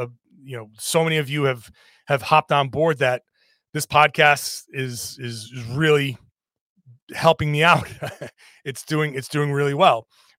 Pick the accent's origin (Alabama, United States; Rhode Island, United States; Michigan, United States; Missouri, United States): Rhode Island, United States; I grew up in Rhode Island. I went to school in Boston. I'm a very much New Englander.